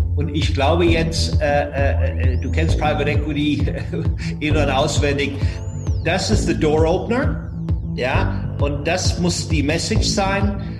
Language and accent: German; Ireland; first language English; German is a second language; moved away as an adult; now in Frankfurt, Germany; Ich bin in Irland aufgewachsen